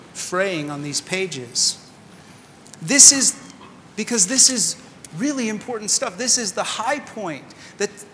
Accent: California, United States; moved away as an adult; also born or lived in Sydney, Australia; now in Washington, D.C., United States; We're originally from California and moved most recently from Sydney, Australia

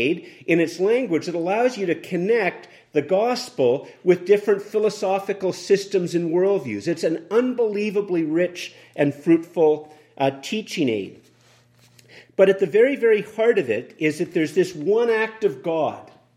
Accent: Canada; as a Canadian

